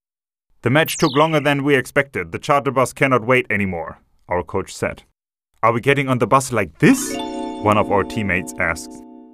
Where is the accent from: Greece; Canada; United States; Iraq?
Greece; Thessaloniki, Central Macedonia; I'm 19 years old. I'm from Thessaloniki.